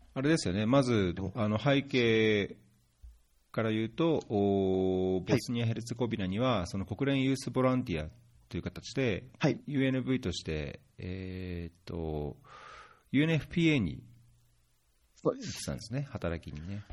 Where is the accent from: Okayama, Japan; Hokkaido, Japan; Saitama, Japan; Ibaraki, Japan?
Saitama, Japan; moved away; also born or lived in Tokyo; 東京で生まれて東京にいたことあるらしいんですけど、まあ埼玉で育ったので、埼玉出身だと思うんですけ